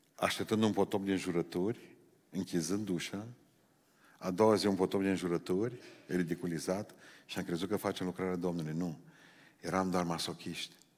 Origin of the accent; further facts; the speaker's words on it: Romania; Noi suntem specialiști români în creșterea copiilor altora